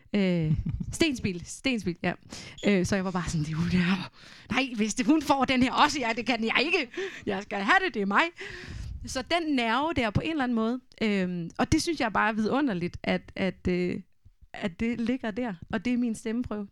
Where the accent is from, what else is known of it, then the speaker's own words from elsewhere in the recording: Denmark; first language Danish; jeg er jo vokset op med dansk, det er, jo, det er jo mit modersmål